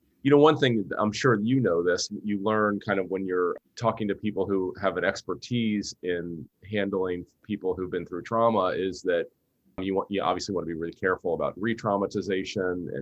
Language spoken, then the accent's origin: English; Cincinnati, Ohio, United States; now in San Francisco, United States; I grew up in Cincinnati